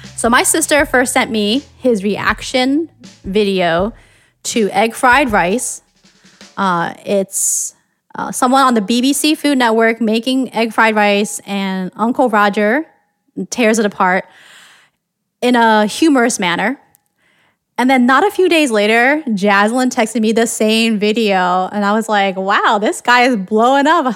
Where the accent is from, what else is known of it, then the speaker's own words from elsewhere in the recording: United States; I grew up here in the United States